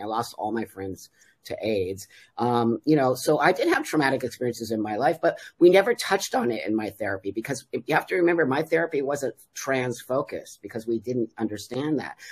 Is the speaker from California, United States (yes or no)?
yes; Los Angeles, California, United States; moved away as an adult; also born or lived in Mexico; I am 60 and I grew up in uh, the San Fernando Valley in, in Los Angeles, California in the 60s and 70s.